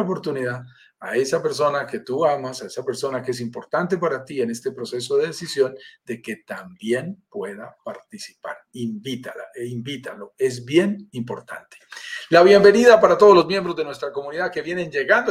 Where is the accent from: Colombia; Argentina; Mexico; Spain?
Colombia; accent: Colombian; estoy en Colombia, sentirás por mi acento, soy colombiano